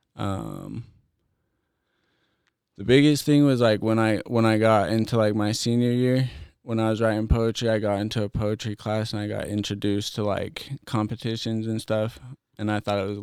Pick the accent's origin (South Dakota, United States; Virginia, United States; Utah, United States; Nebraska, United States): Utah, United States; also born or lived in Sandy, Utah / Orem, Utah / Salt Lake City, Utah; I'm from Utah, originally born and raised. I was born in Sandy. Then I moved out to a small town called Tridale